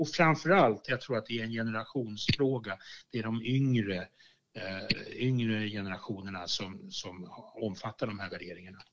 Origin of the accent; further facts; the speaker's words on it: Sweden; jag som sekulariserad svensk